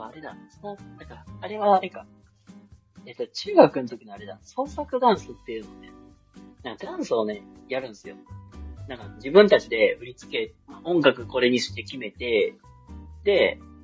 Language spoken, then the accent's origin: Japanese; Kansai, Japan; 自分関西出身やからさ